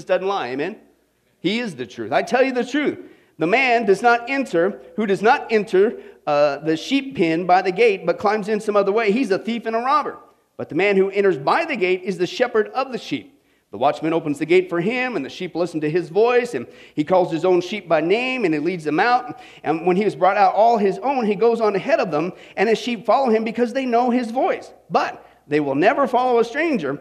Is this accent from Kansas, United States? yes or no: yes; Kansas, United States; we grew up in the Kansas, kind of out in the middle of nowhere